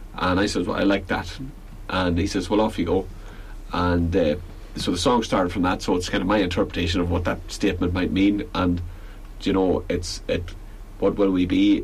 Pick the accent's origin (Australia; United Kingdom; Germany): United Kingdom; Belfast, Northern Ireland; moved away as an adult; now in Galway, Ireland; I'm from Belfast originally, and uh, I moved down to Galway